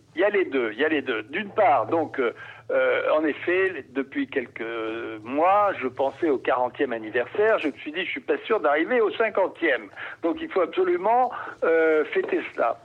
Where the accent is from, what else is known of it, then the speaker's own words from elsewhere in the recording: Marseille, Provence-Alpes-Côte d'Azur, France; moved away; je suis marseillais d'origine.